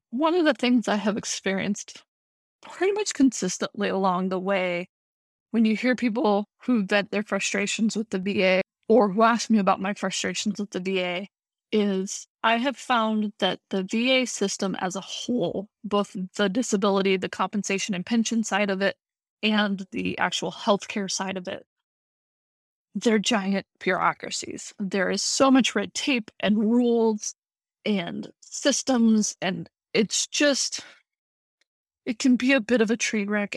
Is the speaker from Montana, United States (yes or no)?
yes; Montana, United States; moved away as an adult; now in Virginia, United States; I'm born and bred in Montana